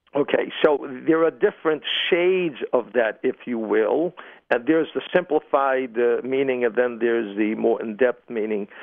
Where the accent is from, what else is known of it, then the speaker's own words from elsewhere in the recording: New York City, New York, United States; I'm from Brooklyn